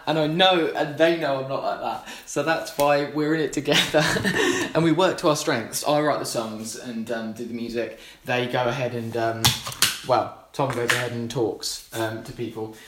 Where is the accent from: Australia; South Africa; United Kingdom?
United Kingdom; Gosport, South East England; we're from Gosport